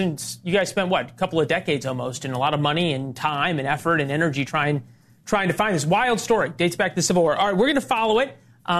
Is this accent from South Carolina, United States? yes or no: no; St. Louis, Missouri, United States; I'm from St. Louis, where the downtown's a ghost town.